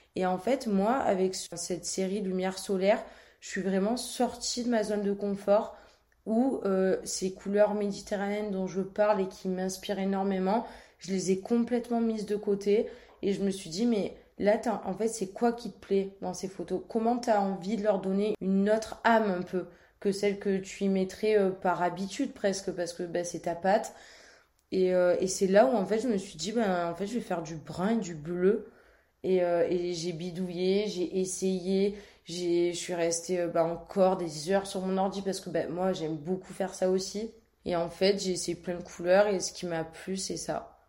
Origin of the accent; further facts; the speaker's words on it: Marseille, Provence-Alpes-Côte d'Azur, France; Je suis née à Marseille, entre Malmousque et le Vallon des Offres